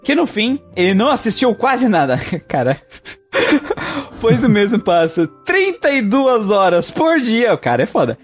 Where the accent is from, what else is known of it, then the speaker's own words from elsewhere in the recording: Brazil; eu sou brasileiro